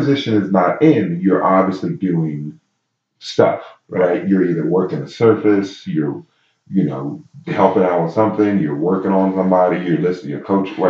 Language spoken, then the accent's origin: English; Baltimore, Maryland, United States; So when I was in San Diego, they obviously knew I'm from Baltimore.